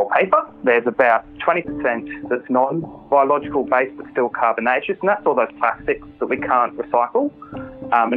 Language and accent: English; Australia; as an Australian